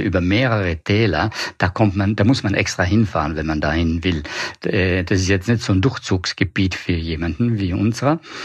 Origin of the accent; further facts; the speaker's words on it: Puster Valley, South Tyrol, Trentino-Alto Adige, Italy; moved away as an adult; also born or lived in Milan / Weimar; ich komme aus den Dolomiten, aus dem Pustertal, Südtirol